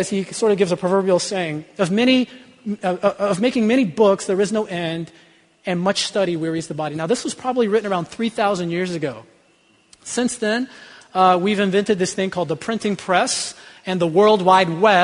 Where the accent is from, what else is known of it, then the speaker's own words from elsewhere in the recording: the Bible Belt, United States; I grew up in the Bible Belt